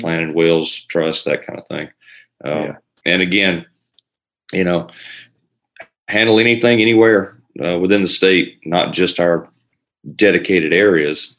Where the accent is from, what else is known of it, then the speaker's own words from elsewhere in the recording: Elberton, Georgia, United States; also born or lived in Florida; I'm from Elberton, same place that uh, Jim and Steve are uh, from. I grew up here